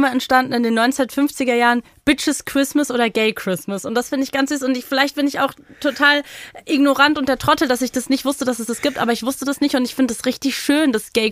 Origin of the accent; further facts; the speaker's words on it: Berlin, Germany; als Berlinerin